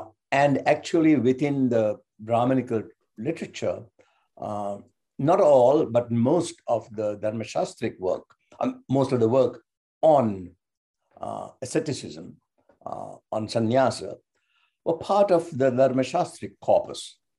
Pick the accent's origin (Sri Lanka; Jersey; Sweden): Sri Lanka; moved away; I'm from Sri Lanka.